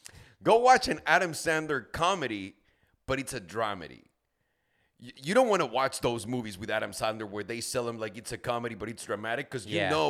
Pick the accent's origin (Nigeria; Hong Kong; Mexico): Mexico; I grew up in Mexico, sure.